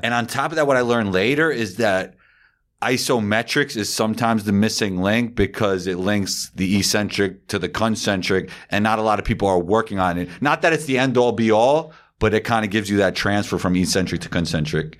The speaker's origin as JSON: {"language": "English", "region": "New York", "country": "United States", "tie": "born or raised there", "said": "growing up in New York"}